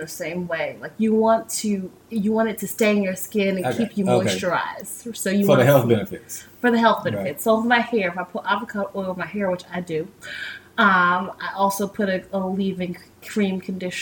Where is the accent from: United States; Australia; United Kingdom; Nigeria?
United States; New York; now in Tampa, United States; I'm from New York, and I feel like I was fine when I was in New York